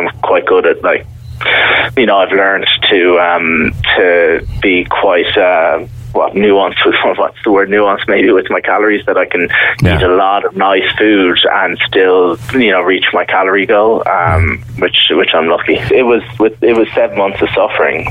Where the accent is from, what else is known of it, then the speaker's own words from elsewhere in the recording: Mallow, Munster, Ireland; moved away as an adult; now in Mallorca, Spain; I'm from Mallow.